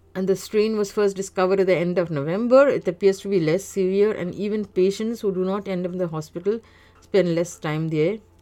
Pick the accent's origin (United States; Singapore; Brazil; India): India; now in Canada; that ghastly second wave in India, in which my home country was sent into a state of shock